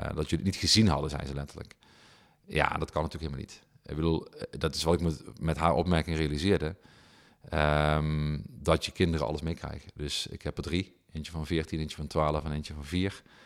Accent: Heerlen, Limburg, Netherlands; ik kwam uit Zeswegen, dus totaal andere, totaal andere sociaal-economische achtergronden

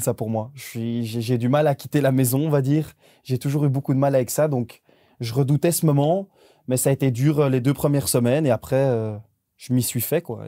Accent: Belgium; on est des Belges

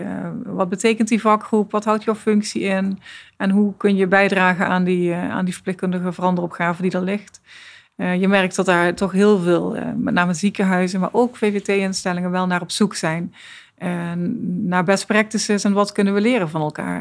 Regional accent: Netherlands; we zijn als Nederlanders

